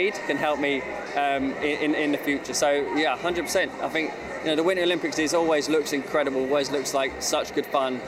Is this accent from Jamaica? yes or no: no; Hemel Hempstead, East of England, United Kingdom; I was born in my hometown of Hemel Hempstead, where my parents still live now.